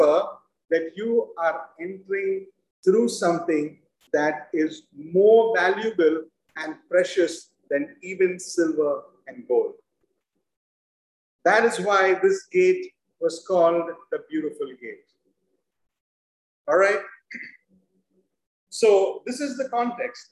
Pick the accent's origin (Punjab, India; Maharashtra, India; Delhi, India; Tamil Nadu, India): Maharashtra, India; Mumbai; moved away; I grew up in Mumbai